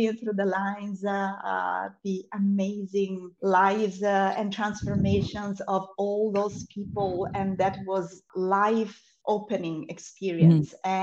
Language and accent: English; Italy; now in Cyprus; I'm from Italy originally, and I still live in Europe, but I do not live in Italy anymore. And I live in the beautiful island of Cyprus